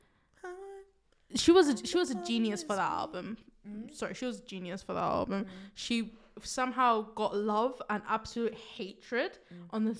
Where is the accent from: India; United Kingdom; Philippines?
United Kingdom; England; Don't believe my accent. I was born here, so I have to have this accent.